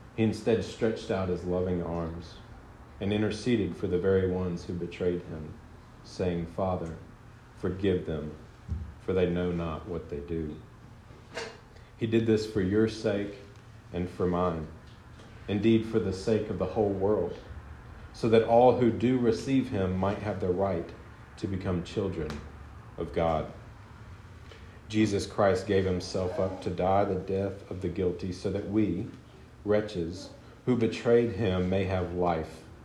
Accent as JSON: {"language": "English", "region": "the South", "country": "United States", "said": "I'm from the South, and so I call Southerners my people"}